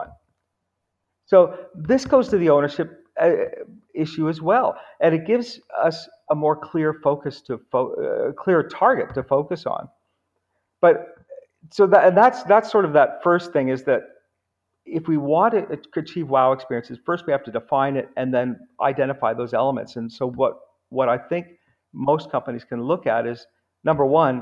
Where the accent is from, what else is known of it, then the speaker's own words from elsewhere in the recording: United States; also born or lived in Houston, Texas / New York; now in Canada; I live in Canada. I grew up in Houston in New York, but living in Canada now.